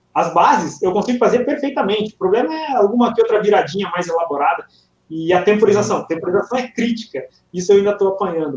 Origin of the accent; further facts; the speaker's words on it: north of Rio Grande do Sul, Brazil; Eu sou lá do norte do estado do Rio Grande do Sul, colonização italiana.